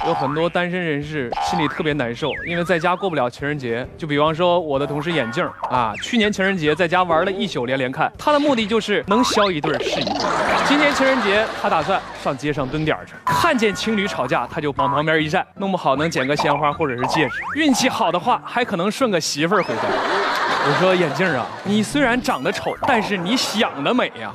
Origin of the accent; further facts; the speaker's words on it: China; 最浪漫的是我们中国人，因为我们中国人可以把任何节日都过得像情人节一样热闹。